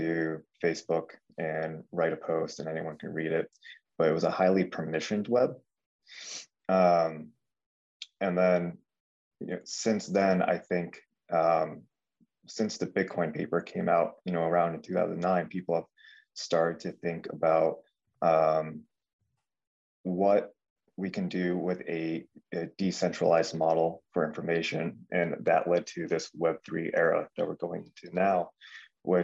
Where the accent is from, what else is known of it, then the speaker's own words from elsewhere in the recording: Connecticut, United States; also born or lived in California; I have lived in Connecticut basically my entire life, aside from 2 years I spent going to school in California.